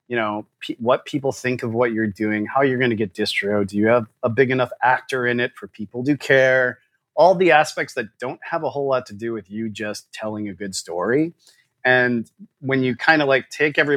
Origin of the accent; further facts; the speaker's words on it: Michigan, United States; We have the advantage of we're from Michigan.